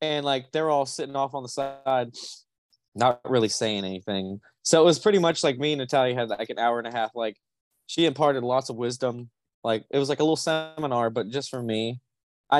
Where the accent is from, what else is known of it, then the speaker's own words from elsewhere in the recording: Irvine, California, United States; I'm from Orange County, California, Irvine, California